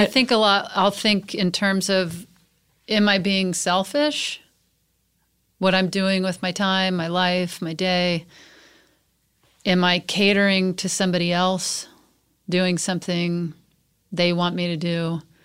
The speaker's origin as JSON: {"language": "English", "region": "Mississippi", "country": "United States", "tie": "born or raised there", "also_born_or_lived": "Texas (outside Houston)", "moved": "yes", "lives_now": "Los Angeles, United States", "said": "I lived in Mississippi and Texas."}